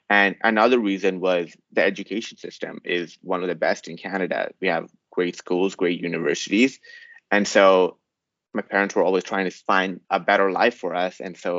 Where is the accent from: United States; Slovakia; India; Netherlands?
India; South India; now in Saudi Arabia; Because I came from South India. I'd be like, no, it's a pretty advanced country. We use the cars. But then here, like in Saudi Arabia, you never take the bus.